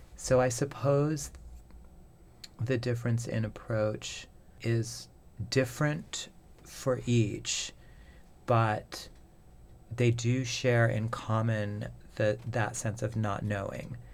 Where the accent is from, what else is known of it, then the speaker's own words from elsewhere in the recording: Manitoba, Canada; moved away; I grew up in Manitoba, and in farther north than